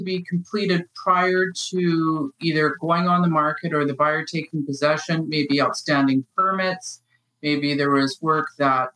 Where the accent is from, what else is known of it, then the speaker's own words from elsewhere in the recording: Winnipeg, Manitoba, Canada; I grew up in Winnipeg